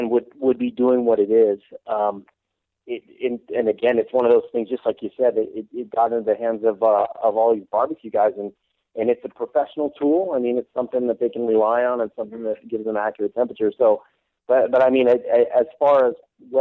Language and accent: English; San Antonio, Texas, United States; I grew up in San Antonio, Texas